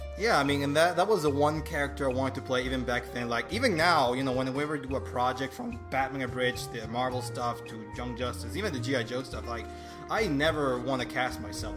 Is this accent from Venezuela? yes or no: yes; Venezuela; English is a second language; moved away as an adult; also born or lived in Boston, United States; now in United States; I was uh, raised and, and, born in Venezuela. And uh, I spent most of my life there, you know, until I came to live in the U.S. about six years ago